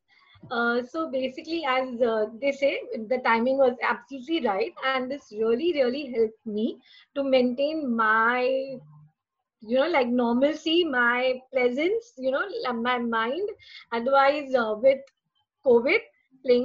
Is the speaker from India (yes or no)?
yes; Mumbai, Maharashtra, India; I'm from Mumbai, and I work in a travel agency